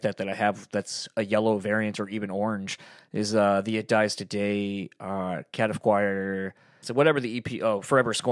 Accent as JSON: {"language": "English", "area": "near Kalamazoo", "region": "Michigan", "country": "United States", "tie": "born or raised there", "also_born_or_lived": "Delaware", "moved": "yes", "said": "the town I grew up in near Kalamazoo"}